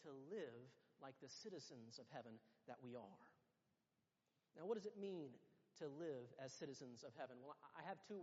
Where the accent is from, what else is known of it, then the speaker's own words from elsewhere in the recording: United States; moved away as an adult; now in United Kingdom; everyone can tell that we are American too, that we are not really from around here